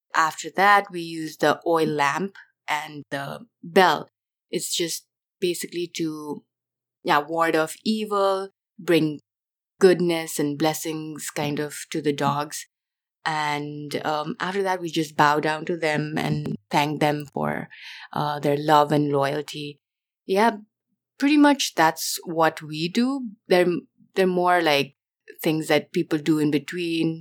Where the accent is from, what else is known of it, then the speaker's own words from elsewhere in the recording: Nepal; now in California, United States; I grew up in Nepal